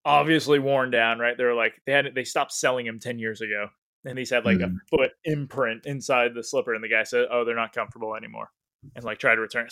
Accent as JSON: {"language": "English", "region": "Maine", "country": "United States", "said": "I'm from Maine"}